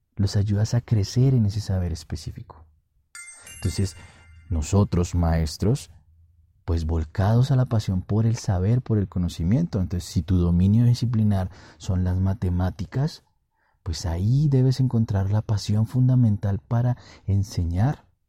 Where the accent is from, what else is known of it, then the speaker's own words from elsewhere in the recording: Colombia; estoy grabando este podcast en mi país, Colombia